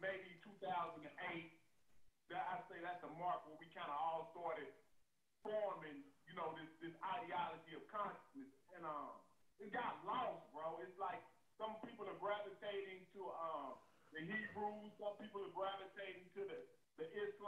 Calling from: Texas, United States; I'm calling in from Texas, right?

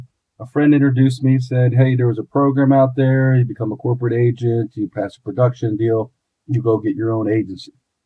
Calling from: Pittsburgh, Pennsylvania, United States; Pittsburgh, Pennsylvania.

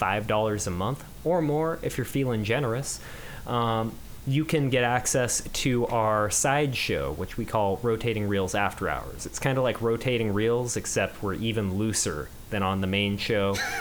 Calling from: Seattle, Washington, United States; I'm calling in from Seattle, Washington

